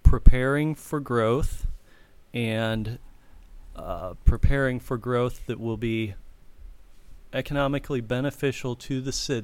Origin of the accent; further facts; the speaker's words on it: Bowling Green, Ohio, United States; now in Hilliard, United States; I'm originally from Bowling Green, Ohio, mm-hmm. Northwest Ohio, mm-hmm. And I love Bowling Green. I loved growing up there.